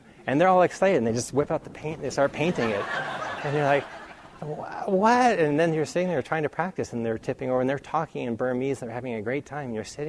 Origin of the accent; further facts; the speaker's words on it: New England, United States; I grew up in New England where it gets very cold